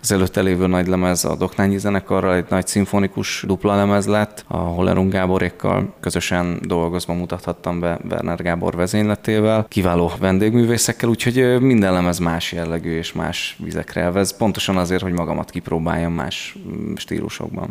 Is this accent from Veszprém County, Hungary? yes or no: yes; Herend, Veszprém County, Hungary; also born or lived in Budapest; now in Budapest agglomeration, Hungary; egy nagyon kis településről, de világhírű településről származom, Herendről, minden családtagom porcelánfestőként, illetve a porcelán manufaktúra környékén tevékenykedő polgárként élte a hétköznapjait, amikor én gyerek voltam